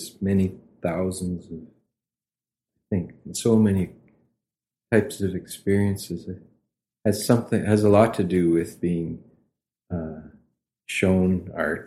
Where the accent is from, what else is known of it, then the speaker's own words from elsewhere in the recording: Moose Jaw, Saskatchewan, Canada; also born or lived in Japan; the rest of the growing up until today, is in Moose Jaw